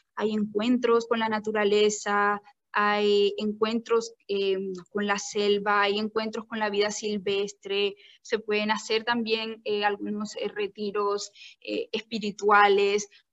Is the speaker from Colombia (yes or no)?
yes; Colombia; now in Sri Lanka; yo soy una colombiana en estos momentos viviendo en Sri Lanka